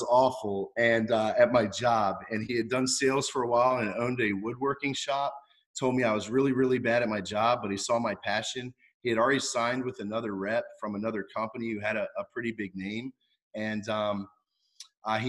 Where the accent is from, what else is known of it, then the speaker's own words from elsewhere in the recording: Virginia, United States; also born or lived in Cocoa Beach, Florida / New Jersey; now in Florida, United States; growing up in Virginia my whole life